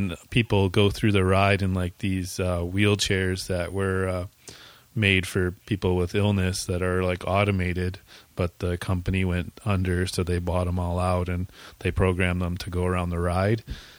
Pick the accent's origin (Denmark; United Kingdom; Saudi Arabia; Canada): Canada; I understood. I'm Canadian.